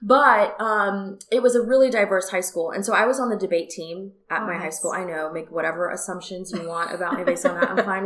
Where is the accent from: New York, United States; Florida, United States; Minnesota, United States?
Florida, United States; Fort Lauderdale; I was born in Fort Lauderdale, Florida, South Florida, which is north of Miami.